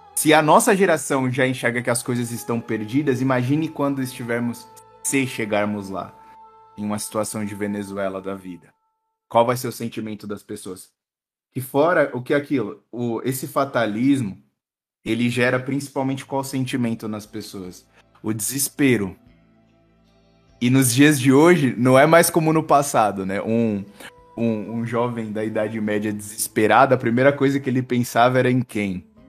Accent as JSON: {"language": "Portuguese", "country": "Brazil", "said": "nós, brasileiros"}